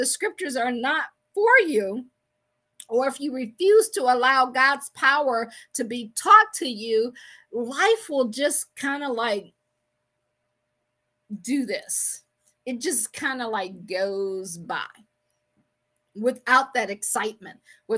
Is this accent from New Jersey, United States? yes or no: no; Akron, Ohio, United States; I am from Akron, Ohio